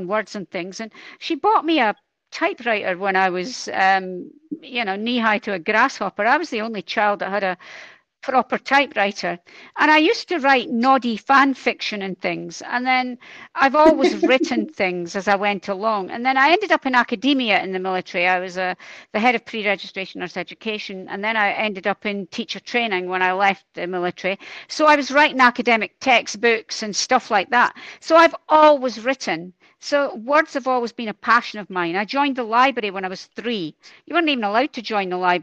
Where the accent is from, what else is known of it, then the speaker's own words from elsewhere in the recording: Dundee, Scotland, United Kingdom; I'm from Dundee. We don't back away from a challenge in Dundee